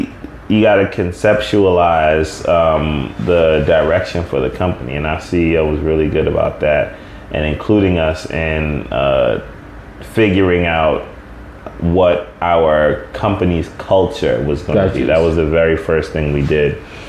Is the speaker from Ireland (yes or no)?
no; Jamaica; And I'm Jamaican, so.